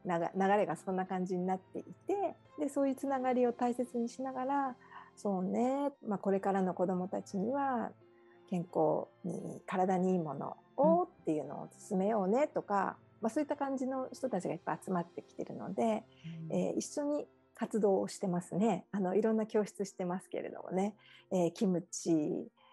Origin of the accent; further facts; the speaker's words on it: Okinawa, Japan; moved away as an adult; now in Hawaii, United States; 出身は沖縄なんですけれども